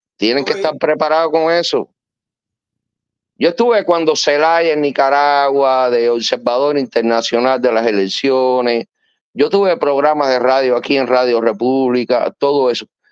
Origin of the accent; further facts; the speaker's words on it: Pinar del Río, Cuba; moved away; Yo soy pinareño